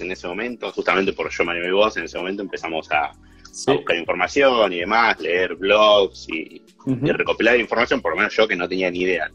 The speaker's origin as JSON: {"language": "Spanish", "town": "Ushuaia", "region": "Tierra del Fuego", "country": "Argentina", "moved": "as an adult", "lives_now": "New Zealand", "said": "Yo vengo de Ushuaia"}